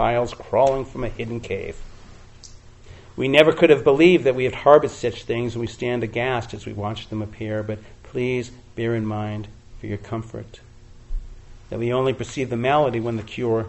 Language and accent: English; Boston, Massachusetts, United States; when I was 16 years old, growing up in Boston area